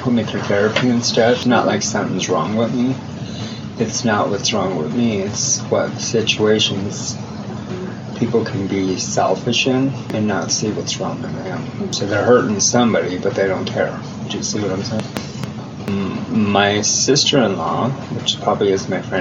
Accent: Denver, Colorado, United States; I'm from Denver, Colorado

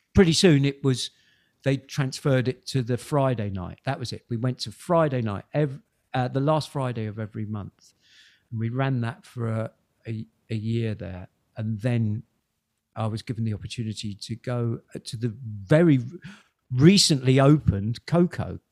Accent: Kingston upon Thames, London, United Kingdom; throughout the 70s i was growing up in Kingston

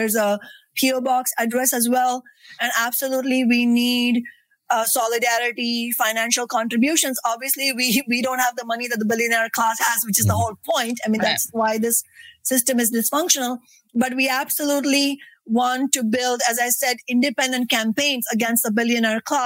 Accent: India; now in Seattle, United States; the experience of growing up in India

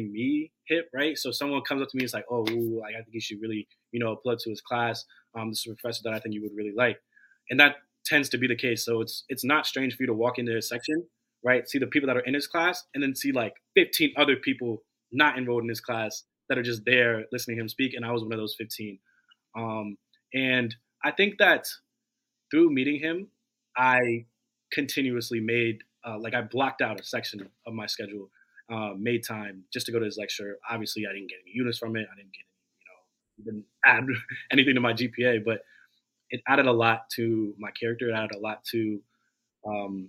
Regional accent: Washington, District of Columbia, United States; moved away as an adult; now in California, United States; I'm from DC

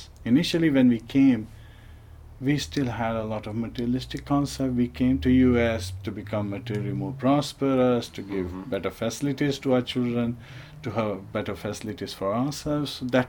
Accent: Bhopal, Madhya Pradesh, India; I was born in India. Where in India? Bhopal in Madhya Pradesh.

